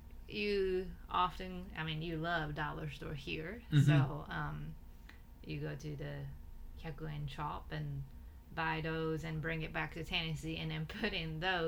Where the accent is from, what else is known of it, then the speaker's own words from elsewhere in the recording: Tokyo, Japan; I'm from Tokyo